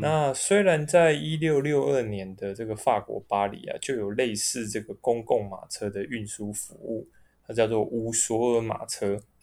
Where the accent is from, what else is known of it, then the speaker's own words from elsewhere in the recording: Taipei, Taiwan; 我们从小到大都在台北市长大